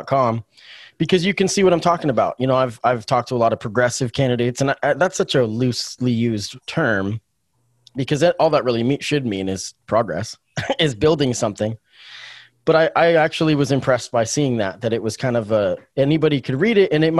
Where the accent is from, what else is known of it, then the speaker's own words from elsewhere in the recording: Springfield, Oregon, United States; also born or lived in Eugene, Oregon; I grew up in Springfield. I've lived here since I was 11